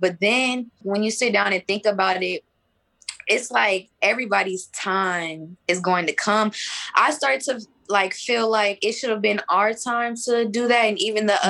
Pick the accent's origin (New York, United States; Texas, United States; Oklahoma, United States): Texas, United States; I was born in Texas